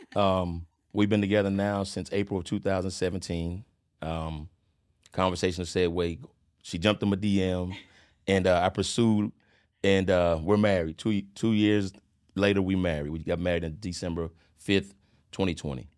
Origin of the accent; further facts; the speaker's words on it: Charlotte, North Carolina, United States; I'm originally from Charleston, South Carolina, by the way of Charlotte, North Carolina. Um, was born sep, nineteen seventy-four. Uh, my parents migrated to Charlotte in eighty-two.